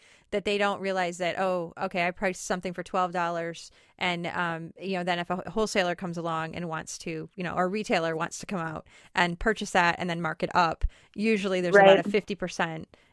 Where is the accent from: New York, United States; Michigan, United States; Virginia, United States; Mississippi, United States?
Michigan, United States; Detroit; I was born in Detroit